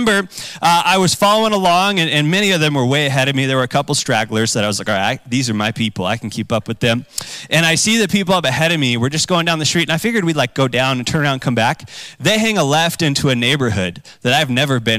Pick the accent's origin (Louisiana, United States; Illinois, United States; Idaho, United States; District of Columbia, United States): Idaho, United States; Boise; I grew up in Boise